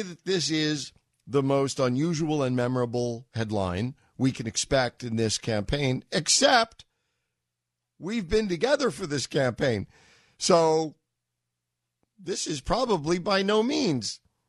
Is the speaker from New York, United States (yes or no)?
yes; New York, United States; moved away as an adult; now in Boston, United States; I'm a New Yorker